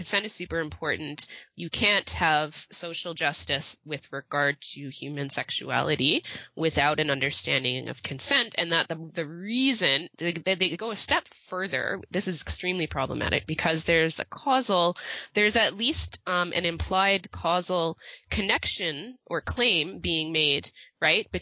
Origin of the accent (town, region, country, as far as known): Canada